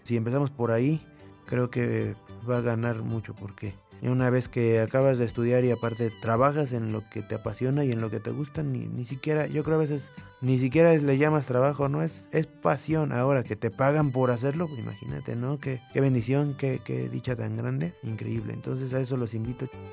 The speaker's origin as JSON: {"language": "Spanish", "region": "Mexico City", "country": "Mexico", "tie": "born or raised there", "said": "Nací en el Distrito Federal en el año de 1988."}